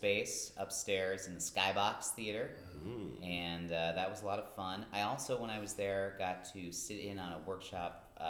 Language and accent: English; Chicago, Illinois, United States; now in Pittsburgh, United States; I'm from Chicago.